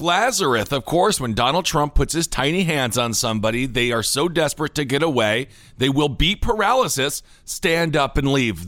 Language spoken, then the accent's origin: English; Wisconsin, United States; Kenosha, Wisconsin, my home state